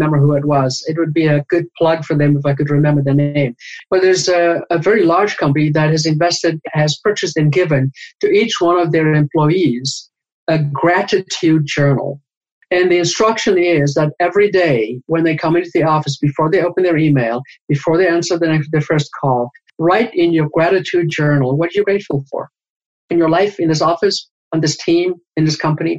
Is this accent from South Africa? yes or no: yes; South Africa; I was born and raised in South Africa